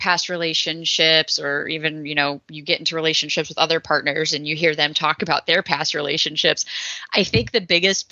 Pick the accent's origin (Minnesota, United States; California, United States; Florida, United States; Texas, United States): Texas, United States; I come from the Bible Belt Buckle down in Texas